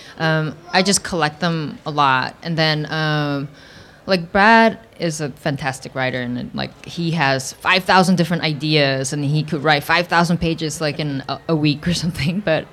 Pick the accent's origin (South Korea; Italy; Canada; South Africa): South Korea; now in United States; my childhood of growing up in Korea